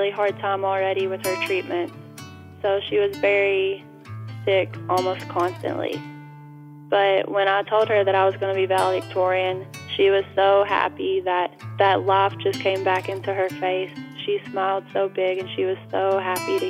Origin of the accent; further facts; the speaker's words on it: Hyden, Kentucky, United States; I was born on October 17, 1997, at the Mary Breckinridge Hospital in the mountains of Appalachia in Hyden, Kentucky.